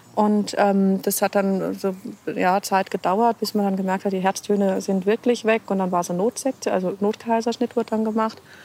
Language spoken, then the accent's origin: German; Hesse, Germany; moved away as an adult; now in Regensburg, Germany; Ich komme eigentlich aus Hessen und bin dann eben vor acht Jahren nach Regensburg gekommen